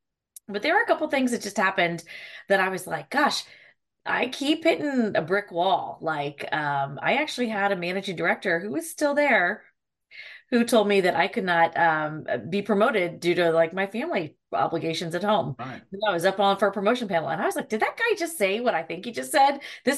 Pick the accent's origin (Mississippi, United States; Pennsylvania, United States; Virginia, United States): Virginia, United States; Charlottesville; now in Alexandria, United States; Yeah, I'm actually from Charlottesville, Virginia, Central Virginia. My parents had nothing to do with the university. We are just townies.